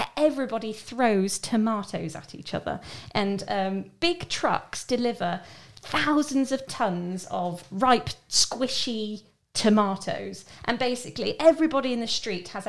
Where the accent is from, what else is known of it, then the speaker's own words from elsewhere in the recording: Southwell, East Midlands, United Kingdom; I'm from a little town near the city of Nottingham called Southwell